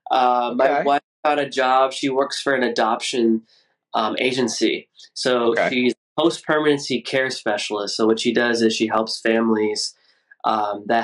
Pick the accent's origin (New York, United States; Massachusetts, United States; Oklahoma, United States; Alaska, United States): Massachusetts, United States; Boston; And I'm from originally